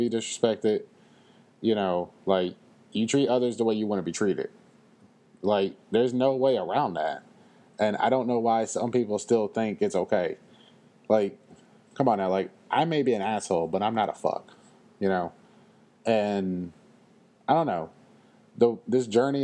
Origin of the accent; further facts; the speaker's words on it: Louisville, Kentucky, United States; I am from Louisville. And it's just the way I was raised